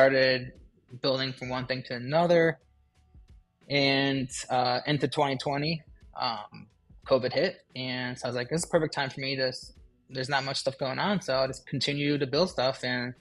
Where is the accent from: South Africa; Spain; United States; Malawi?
United States; Ohio; I'm a craftsman from Ohio